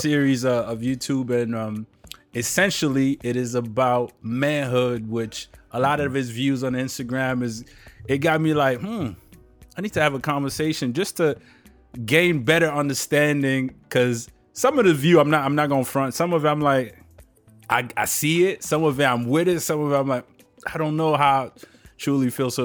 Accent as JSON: {"language": "English", "region": "Maryland", "country": "United States", "tie": "born or raised there", "said": "I grew up in Maryland"}